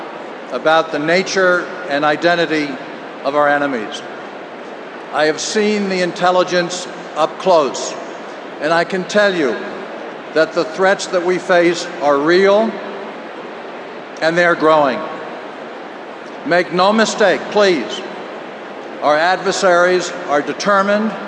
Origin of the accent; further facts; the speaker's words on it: West Virginia, United States; I'm from West Virginia, and I am proud of it